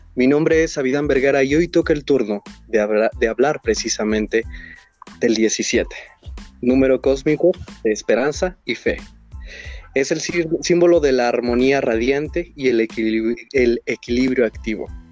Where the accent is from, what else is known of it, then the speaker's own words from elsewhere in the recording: Hidalgo, Mexico; soy de Hidalgo.